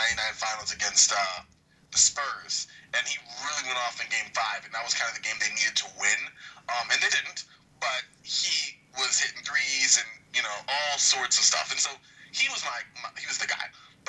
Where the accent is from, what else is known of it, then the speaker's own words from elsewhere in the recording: New York, United States; I'm from New York